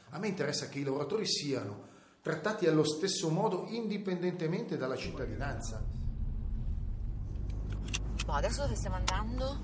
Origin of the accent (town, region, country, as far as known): Salerno, Campania, Italy; now in Switzerland